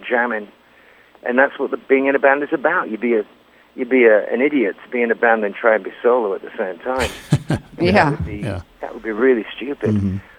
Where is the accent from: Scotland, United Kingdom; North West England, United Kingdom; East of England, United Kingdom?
North West England, United Kingdom; Lancaster; moved away as an adult; also born or lived in London; playing the King's Arms in Lancaster in my hometown